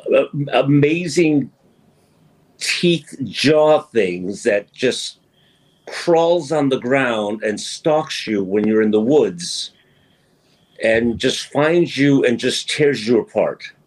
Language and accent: English; New York, United States; now in Washington, United States; being from New York and um, growing up in New York